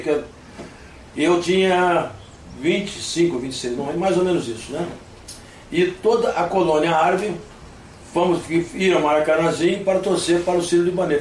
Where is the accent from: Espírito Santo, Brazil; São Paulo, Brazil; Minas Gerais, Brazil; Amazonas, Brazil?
Espírito Santo, Brazil; Vitória; also born or lived in United States; Eu sou norte-americano nascido, mas sou brasileiro naturalizado, mas fui criado em Vitória, Espírito Santo. Para lá cheguei com uma de idade